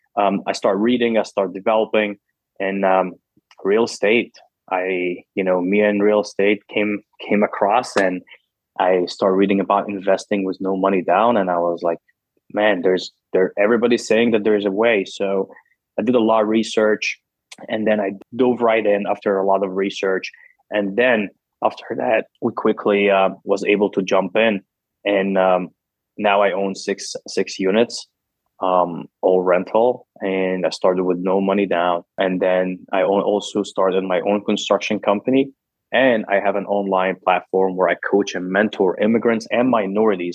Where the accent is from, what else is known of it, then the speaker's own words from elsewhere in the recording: Cairo, Cairo Governorate, Egypt; English is a second language; moved away as an adult; now in United States; I'm originally born and raised in Egypt. Came to America when I was 20 years old by myself.